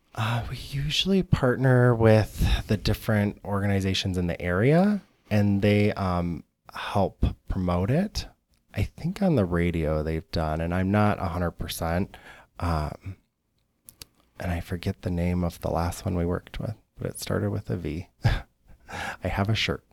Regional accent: Algonac, Michigan, United States; now in Chicago, United States; I was on the east side in Algonac, very small town

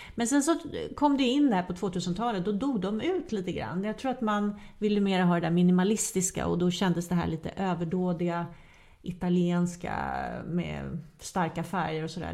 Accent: Sweden; vi svenskar

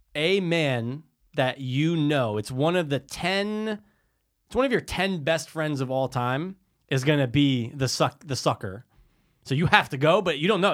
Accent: United States; I grew up in Stanford and, and the Cove

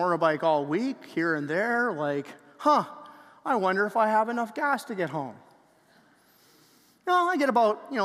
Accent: Canada; we're Canadian

